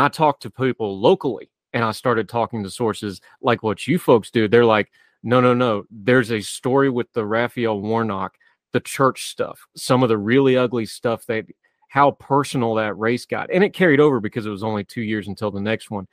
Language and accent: English; West Virginia, United States; in my home state, even as non-racially diverse as West Virginia can be